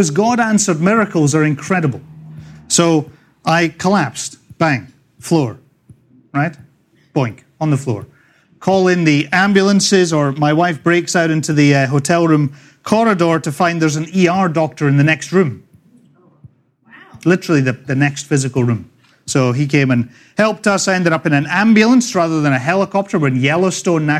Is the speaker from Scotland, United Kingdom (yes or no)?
yes; Scotland, United Kingdom; accent: Scottish; moved away as an adult; also born or lived in Dundee, Scotland / England / California; now in Northport, United States; I was born in the green and pleasant land of Scotland a long, long time ago. After growing up all over Scotland